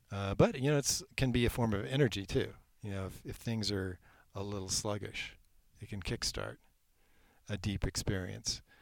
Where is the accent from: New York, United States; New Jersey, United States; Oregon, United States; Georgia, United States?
Oregon, United States; Eugene; Well, I came originally from Eugene, Oregon, which is very wet.